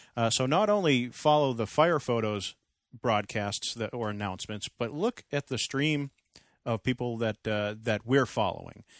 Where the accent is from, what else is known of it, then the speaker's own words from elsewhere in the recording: Andover, Massachusetts, United States; moved away; Andover, North Andover, Lawrence, Methuen, my hometown area